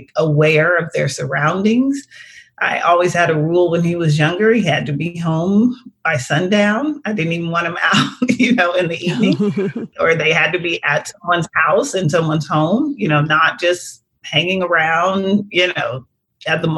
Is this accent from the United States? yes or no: yes; Washington, District of Columbia, United States; moved away as an adult; also born or lived in New York / Portland, Oregon; I grew up in Washington, D.C., actually. But I lived in New York, was living